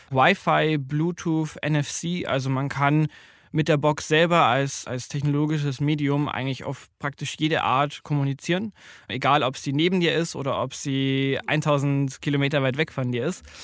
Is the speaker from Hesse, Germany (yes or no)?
no; Bavaria, Germany; ich komme äh, ursprünglich aus Bayern